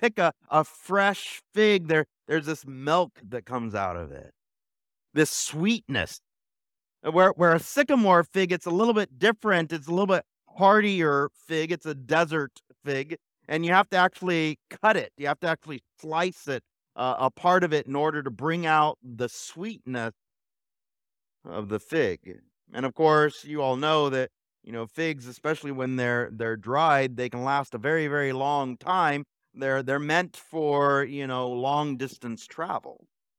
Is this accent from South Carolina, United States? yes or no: no; Alta Loma, California, United States; We used to have a fig tree when I was growing up in Altaloma